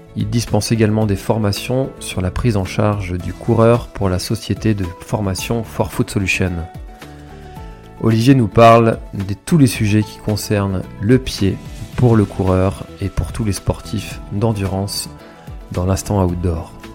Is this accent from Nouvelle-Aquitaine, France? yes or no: no; Brittany, France; en tant que, en tant que breton